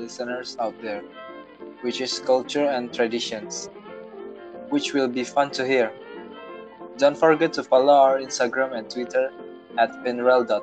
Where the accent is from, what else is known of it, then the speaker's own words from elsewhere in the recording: Jakarta, Indonesia; first language Indonesian; English is a second language; I was born in Jakarta, so I'm used to speak Indonesian language.